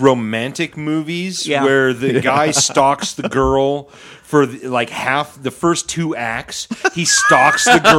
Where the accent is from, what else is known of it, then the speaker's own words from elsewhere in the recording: Sedro-Woolley, Washington, United States; I was born in Skid Row, Woolley